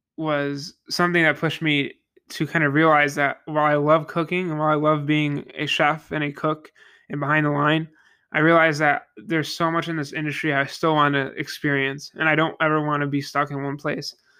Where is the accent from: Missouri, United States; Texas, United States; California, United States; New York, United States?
New York, United States; Niagara Falls; I am from Niagara Falls, New York, uh, the Western New York region